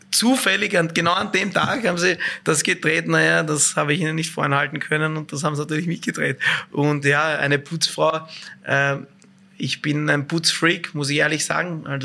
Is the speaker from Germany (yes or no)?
no; Vienna, Austria; Als Wiener, sorry, ich bin noch immer Wiener, muss ich einfach sagen, beides.